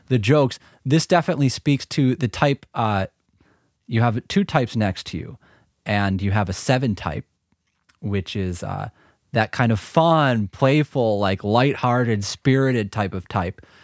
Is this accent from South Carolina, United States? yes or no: no; Milwaukee, Wisconsin, United States; we're from Milwaukee